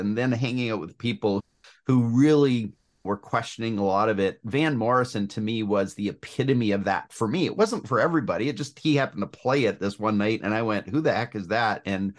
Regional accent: Ontario, Canada; Yeah. So I grew up in southwestern Ontario, Canada. So west of Toronto, between Toronto and Detroit, about halfway between those two.

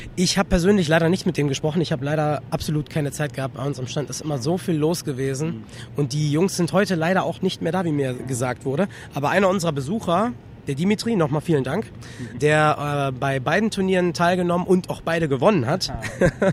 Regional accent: Solingen, North Rhine-Westphalia, Germany; ich komme aus Solingen

